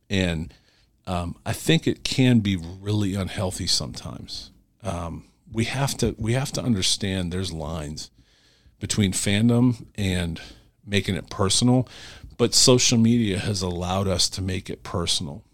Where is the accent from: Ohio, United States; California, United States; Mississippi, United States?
Ohio, United States; Cleveland; I'm from Cleveland